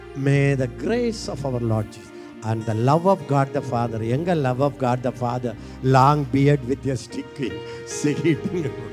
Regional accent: India; I am an Indian.

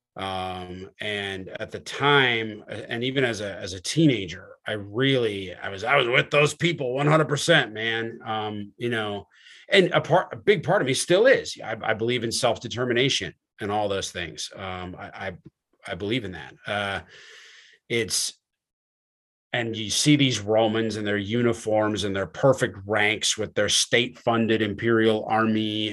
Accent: New Jersey, United States; I'm from New Jersey

